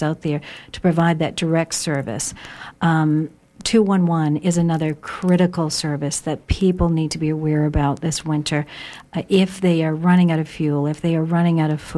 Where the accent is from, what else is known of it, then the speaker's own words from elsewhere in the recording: Maine, United States; growing up in Maine, people are very creative and innovative